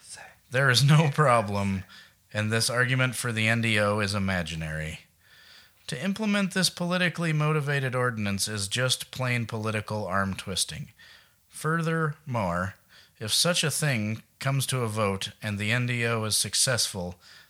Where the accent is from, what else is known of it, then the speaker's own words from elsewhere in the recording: Billings, Montana, United States; I'm from Billings, not Helena.